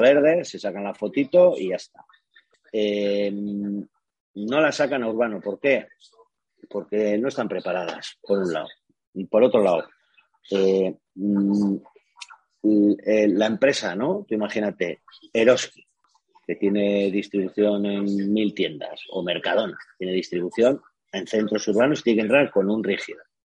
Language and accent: Spanish; Spain; soy de España